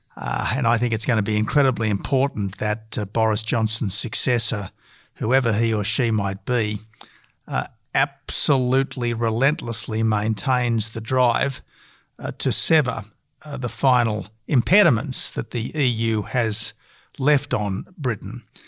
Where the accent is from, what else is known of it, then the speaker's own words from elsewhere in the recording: Australia; we are all Australian patriots